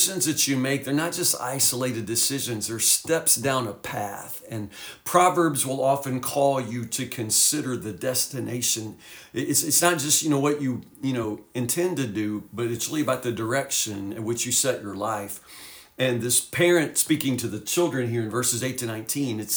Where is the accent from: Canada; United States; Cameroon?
United States; Woodburn; we were crazy teenagers growing up in Woodburn